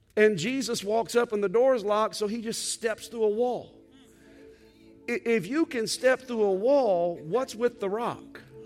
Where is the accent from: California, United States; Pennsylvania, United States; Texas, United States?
Texas, United States; as a Texan